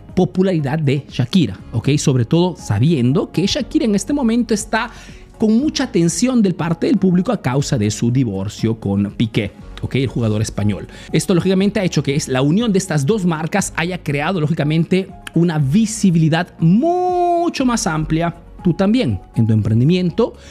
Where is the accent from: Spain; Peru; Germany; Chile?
Peru; now in Italy